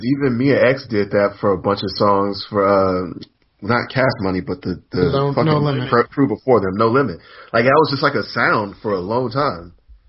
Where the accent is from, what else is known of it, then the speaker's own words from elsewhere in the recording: Huntsville, Alabama, United States; I grew up in the South in a town with Alabama A&M where I saw like SWAT conference teams come to Huntsville